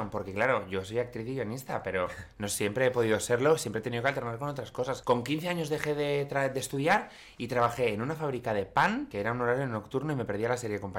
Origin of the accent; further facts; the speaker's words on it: Cerdanyola del Vallès, Catalonia, Spain; en mi pueblo en Sardañola